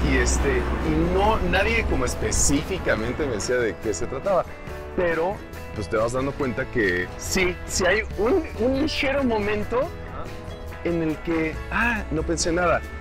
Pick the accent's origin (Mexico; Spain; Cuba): Mexico; moved away as an adult; also born or lived in New York, United States; de México